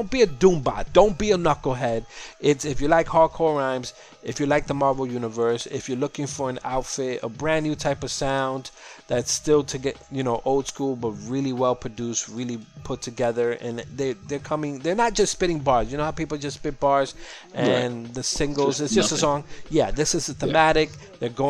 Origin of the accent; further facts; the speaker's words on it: New York City, New York, United States; I'm from Sunset Park, Brooklyn.